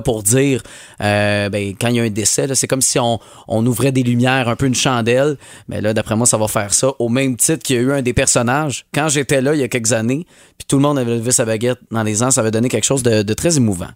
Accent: Montérégie, Quebec, Canada; chez nous au Québec, chez nous en Montérégie

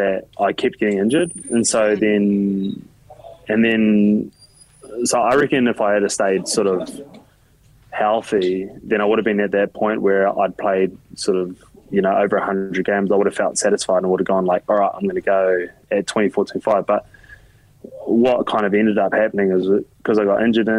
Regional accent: Auckland, New Zealand; moved away as an adult; also born or lived in Melbourne, Australia; now in Japan; when you grow up in New Zealand

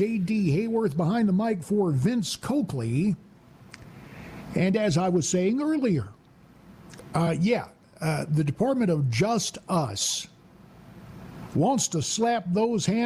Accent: the Carolinas, United States; moved away; also born or lived in Queen Creek, Arizona; growing up in the Carolinas, I had a lot of conservative friends

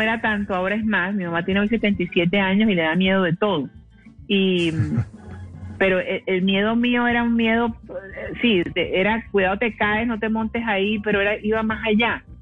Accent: Cartagena, Bolívar, Colombia; Yo soy de Cartagena

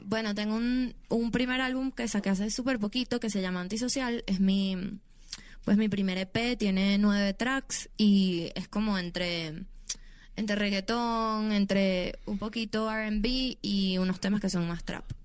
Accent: Venezuela; yo soy una humilde venezolana. De, que crecí en, en, Venezuela

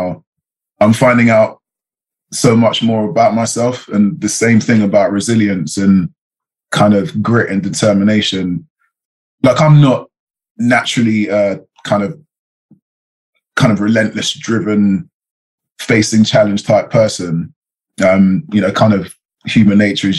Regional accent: London, United Kingdom; I'm from England. I'm from London

